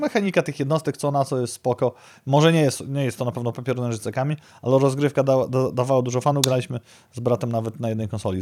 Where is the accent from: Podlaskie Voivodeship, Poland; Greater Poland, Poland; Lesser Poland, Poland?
Podlaskie Voivodeship, Poland; Białystok; w naszym dobrym, porządnym Białymstoku